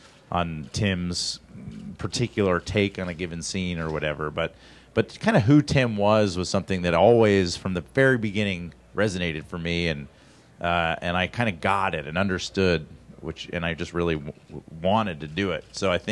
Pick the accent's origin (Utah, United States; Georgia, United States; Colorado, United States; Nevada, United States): Georgia, United States; Atlanta; I'm from Atlanta, Georgia, but I went to college in Ohio for 4 years